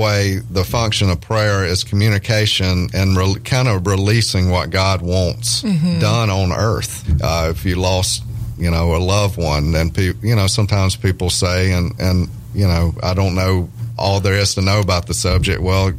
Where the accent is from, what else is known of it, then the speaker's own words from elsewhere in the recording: Louisiana, United States; accent: redneck hillbilly; also born or lived in Nashville; I'm from a small town in Louisiana, as you may can hear in my accent.